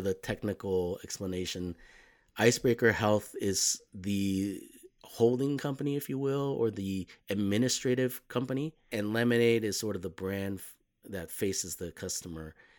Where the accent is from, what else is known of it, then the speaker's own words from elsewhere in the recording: Los Angeles, California, United States; moved away as an adult; I grew up mostly in Los Angeles